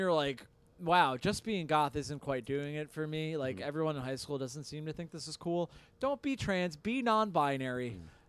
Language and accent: English; Orange County, New York, United States; I'm from Orange County, New York.